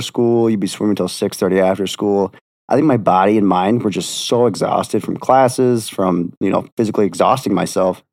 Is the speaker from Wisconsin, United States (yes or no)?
yes; Beloit, Wisconsin, United States; also born or lived in Milwaukee, Wisconsin; I'm from Beloit, Wisconsin